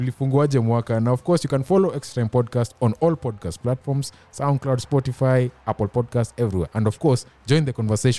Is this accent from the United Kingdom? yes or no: no; Luhya, Western Kenya, Kenya; I come from Luya